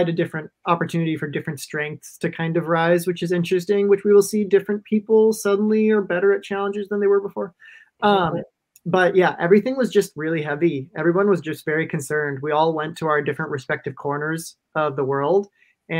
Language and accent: English; Minnesota, United States; I'm from Minnesota.